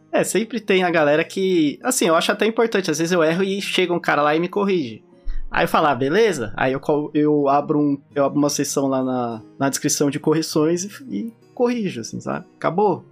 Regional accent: Brazil; now in United States; eu sou brasileiro, eu não, não nasci aqui. Eu tenho sotaque.

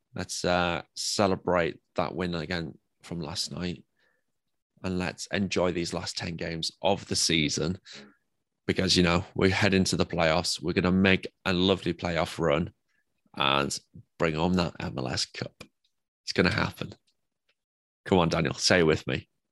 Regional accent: England, United Kingdom; I'm English

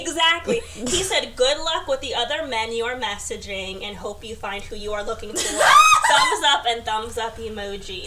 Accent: New York City, New York, United States; I was born in Queens.

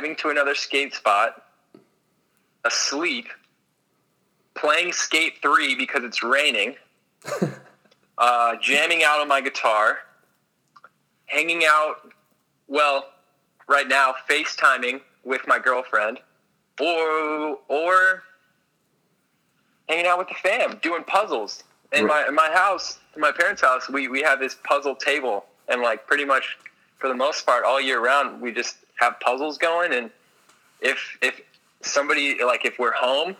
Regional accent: Orlando, Florida, United States; moved away; I'm a kid who grew up in Orange County, Florida

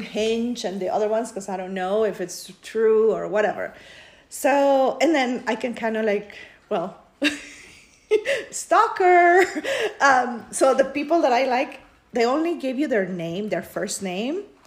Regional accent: Peru; now in United States; I was born in Peru, but I've been living in the US since 1998.

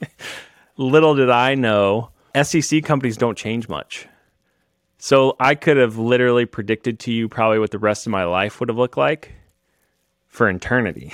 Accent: Kansas, United States; I'm from Kansas.

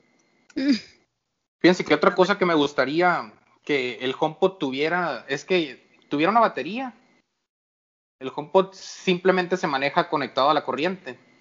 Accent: Hermosillo, Sonora, Mexico; soy de Hermosillo

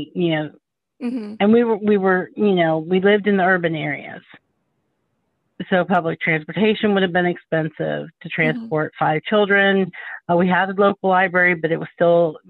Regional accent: Columbus, Ohio, United States; I was born and raised in Columbus, Ohio

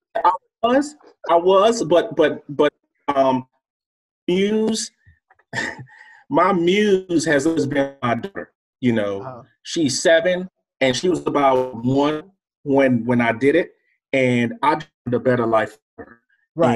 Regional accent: Durham, North Carolina, United States; also born or lived in Lagos, Nigeria; I came straight from Lagos, Nigeria to Durham, North Carolina

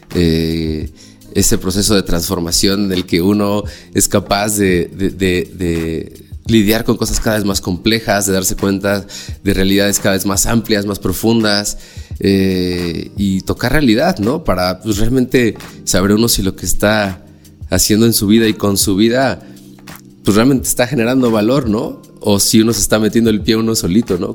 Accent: Mexico City, Mexico; moved away as an adult; also born or lived in Cholula, Puebla; me salí de la Ciudad de México, terminé la prepa y vámonos, me fui a Cholula

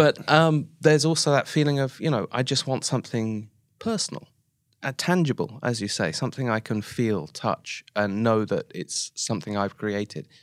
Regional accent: Oxford, South East England, United Kingdom; moved away as an adult; now in Japan; I'm from Oxford in the U K

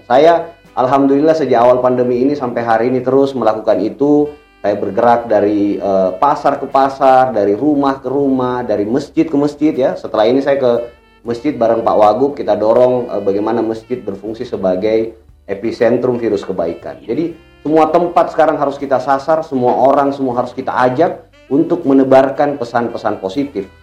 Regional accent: Makassar, South Sulawesi, Indonesia; saya merasa sebagai orang Makassar, sebagai orang Sulsel juga ikut e, terpanggil lah ya. Kok daerah saya Sulsel Makassar yang saya tahu masyarakatnya itu ramah-ramah, hangat-hangat

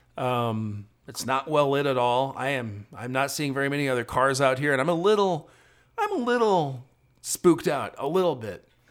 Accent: South Dakota, United States; also born or lived in Texas; now in Austin, United States; I grew up in South Dakota

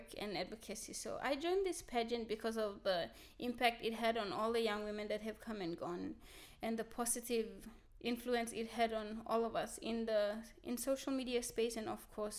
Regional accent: Central Province, Papua New Guinea; English is a second language; I'm from the Central Province.

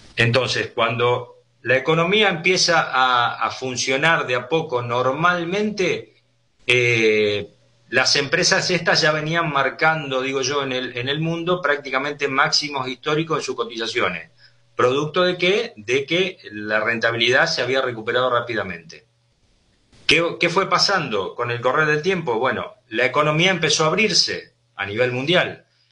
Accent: Argentina

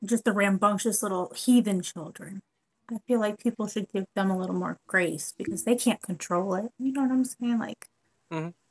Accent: Harbor Springs, Michigan, United States; now in Wisconsin, United States; I'm not from here, I'm originally from Michigan

